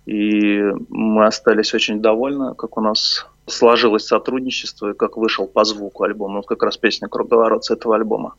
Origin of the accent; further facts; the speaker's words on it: Nizhny Novgorod, Nizhny Novgorod Oblast, Russia; now in Moscow, Russia; мне, как нижегородцу